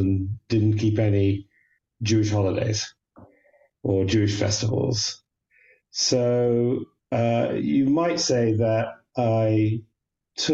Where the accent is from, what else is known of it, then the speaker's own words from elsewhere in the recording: United Kingdom; moved away as an adult; also born or lived in London, United Kingdom / Washington, United States; now in Jerusalem, Israel; as somebody who's born British and feels very British